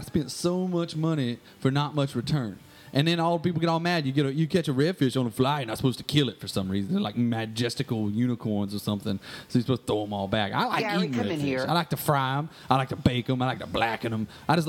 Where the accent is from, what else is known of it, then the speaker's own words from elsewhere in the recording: the South, United States; accent: American, maybe a little Southern American; So my accent is really, I refer to it as American, maybe a little Southern American, but American mostly.